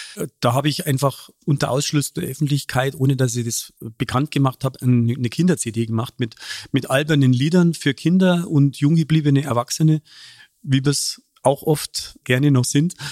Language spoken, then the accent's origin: German; Munich, Bavaria, Germany; accent: Bavarian; ich komme aus einer Arbeiterfamilie, aus dem Münchner Hasenbergel